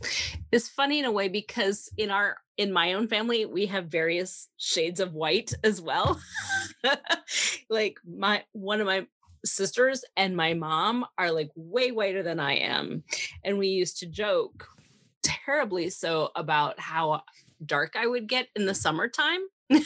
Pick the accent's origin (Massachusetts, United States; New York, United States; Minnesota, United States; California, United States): Minnesota, United States; You know, the area that I grew up in was rural southern Minnesota, and it was rare to see a person of another color.